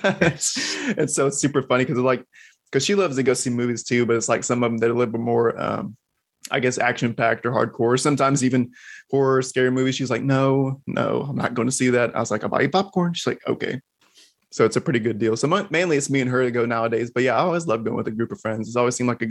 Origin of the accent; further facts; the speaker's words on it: Texas, United States; moved away as an adult; now in Florida, United States; I'm a natural Texan. I was born and raised in Texas, but we're over here in Florida for a spell now